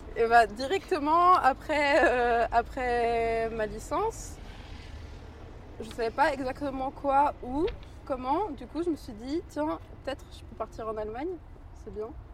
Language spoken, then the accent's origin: French; Suresnes, Île-de-France, France; J'ai grandi à Suresnes, dans le 92